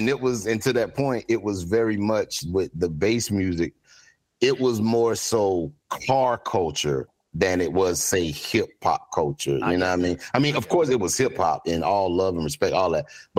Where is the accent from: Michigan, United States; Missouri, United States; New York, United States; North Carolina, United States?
North Carolina, United States; Greensboro; where I grew up in Greensboro, it was the South, but it was very much a college town. So we had like a lot of, it was a melting pot.